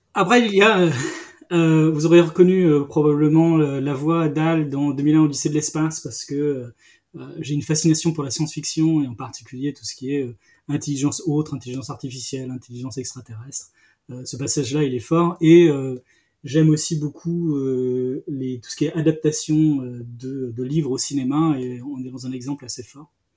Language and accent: French; Brittany, France; je suis breton, je suis en Bretagne, mais moi je suis un breton des terres